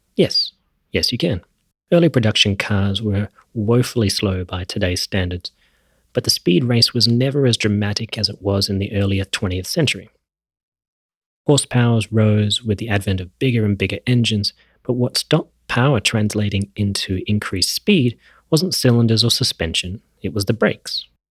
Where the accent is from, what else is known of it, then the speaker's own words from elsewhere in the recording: Australia; I grew up in Australia